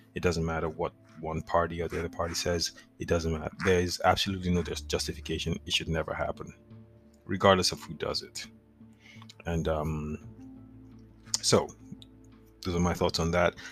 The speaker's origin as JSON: {"language": "English", "country": "Nigeria", "tie": "born or raised there", "moved": "yes", "said": "growing up in Nigeria, I used to visit the National Stadium, which is in Lagos or was in Lagos"}